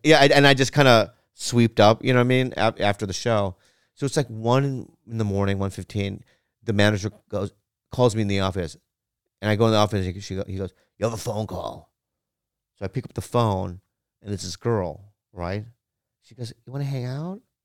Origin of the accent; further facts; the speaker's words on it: Poway, California, United States; I grew up in Poway